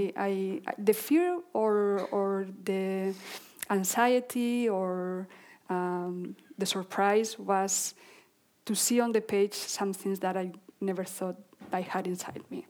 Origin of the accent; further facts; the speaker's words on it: Basque Country, Spain; we lived in this area of the Basque Country